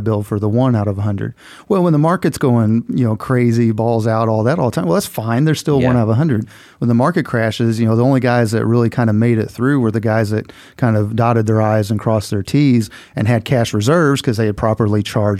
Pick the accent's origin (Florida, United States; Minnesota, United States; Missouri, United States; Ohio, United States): Missouri, United States; I'm originally from Southeast Missouri, which, you know, you will chuckle, all you Southern boys down here, but, you know, Southeast Missouri had more in common with Memphis than it did with the rest of Missouri, right? It was a pretty Southern-ish, country-ish upbringing.